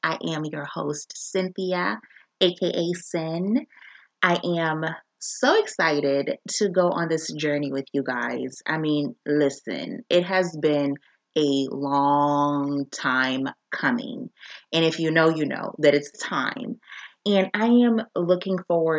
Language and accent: English; Zambia; now in United States; I am a Black woman born and raised in Zambia